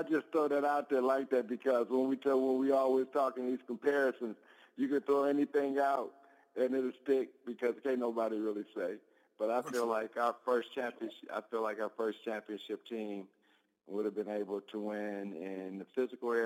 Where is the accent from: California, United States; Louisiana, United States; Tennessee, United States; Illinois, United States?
Illinois, United States; Park Forest; here in Park Forest in my hometown at my alma mater high school, Rich East High School